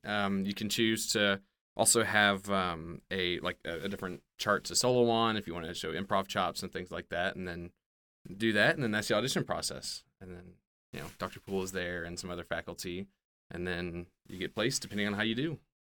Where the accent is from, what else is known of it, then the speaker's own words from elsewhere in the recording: Memphis, Tennessee, United States; moved away; I grew up in Memphis